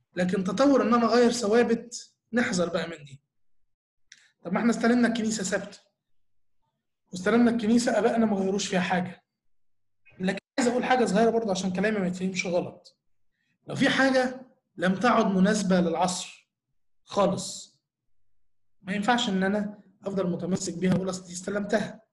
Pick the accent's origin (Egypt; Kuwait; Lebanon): Egypt; إحنا نفسنا كمصريين